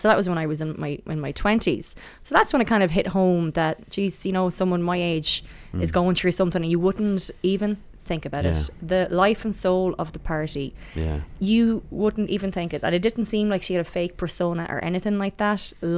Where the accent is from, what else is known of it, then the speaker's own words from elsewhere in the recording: Athlone, Leinster, Ireland; I'm from Athlone originally. My accent is a bit weird. It's not the normal Athlone accent.